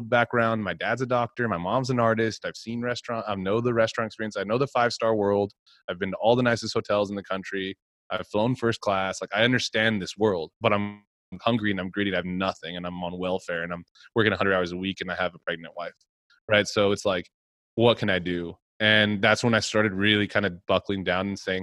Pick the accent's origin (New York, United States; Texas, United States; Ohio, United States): Texas, United States; moved away; I'm from Texas.